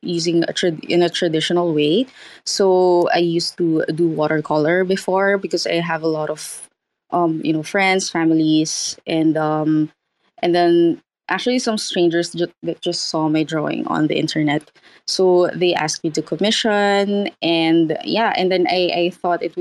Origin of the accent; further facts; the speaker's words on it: Philippines; I am an artist from the Philippines